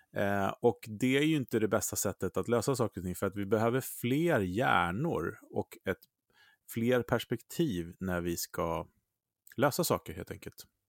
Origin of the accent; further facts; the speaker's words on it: Sweden; vi svenskar